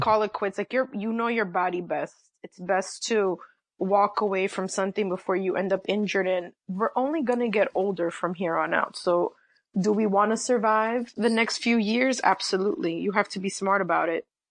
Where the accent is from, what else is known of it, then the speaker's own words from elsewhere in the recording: New York City, New York, United States; I am a proud New Yorker, born and raised in the city